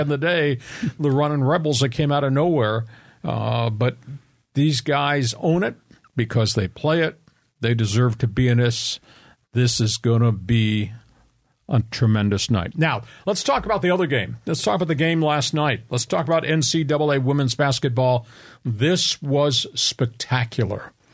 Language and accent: English; Long Island, New York, United States; now in San Diego, United States; I'm an East Coast guy. I grew up on Long Island